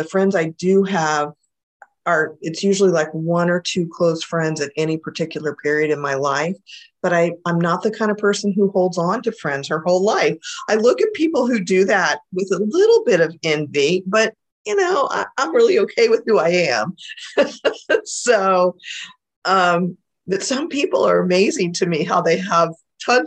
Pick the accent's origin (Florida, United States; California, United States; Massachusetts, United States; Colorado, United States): Florida, United States; Central; my family moved to Florida, and I grew up in Florida, in Central Florida, actually